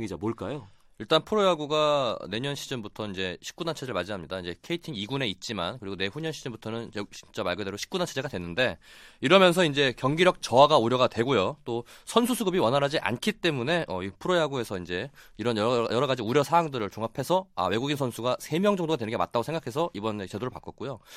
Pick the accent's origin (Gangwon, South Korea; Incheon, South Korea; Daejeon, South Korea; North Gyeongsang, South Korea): Daejeon, South Korea; 제가 고향이 대전이다 보니까